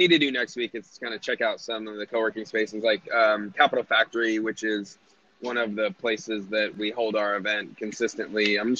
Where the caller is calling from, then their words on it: Austin, Texas, United States; I'm in Austin right now.